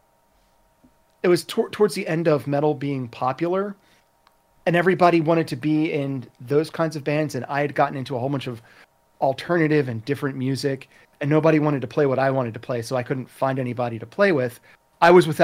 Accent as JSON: {"language": "English", "town": "Philadelphia", "region": "Pennsylvania", "country": "United States", "said": "I was from Philadelphia, so it's not exactly the center of the artistic universe"}